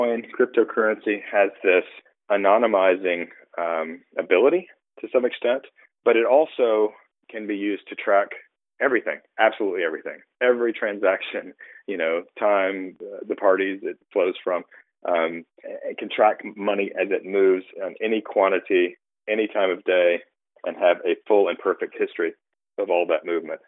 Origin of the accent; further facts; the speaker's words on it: United States; I'm an American. I grew up here. I lived here most of the time